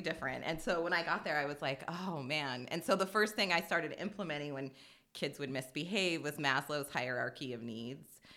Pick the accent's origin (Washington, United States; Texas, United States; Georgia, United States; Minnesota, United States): Washington, United States; Spokane; also born or lived in Las Vegas; I grew up here. I'm a, I'm a third generation Hilliardite